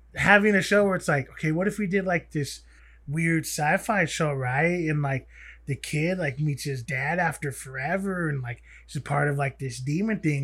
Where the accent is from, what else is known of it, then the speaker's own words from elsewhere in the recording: United States; being native, being an American